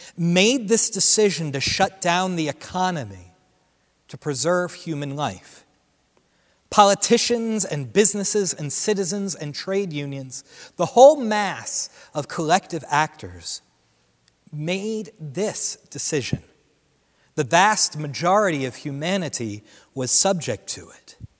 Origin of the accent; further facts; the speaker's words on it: Central New Jersey, United States; Central New Jersey, where I grew up